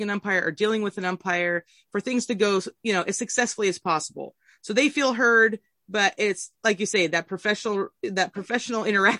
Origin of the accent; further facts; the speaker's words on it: Southern Oregon, United States; I grew up in Southern Oregon.